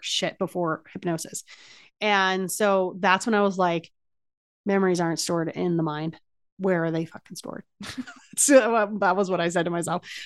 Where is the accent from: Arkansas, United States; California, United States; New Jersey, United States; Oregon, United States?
New Jersey, United States; I'm from New Jersey